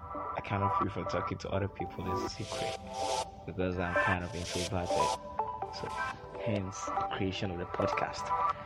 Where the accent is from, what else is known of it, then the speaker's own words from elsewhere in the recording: Oyo, Nigeria; I'm 19. I am from Oyo State, Nigeria.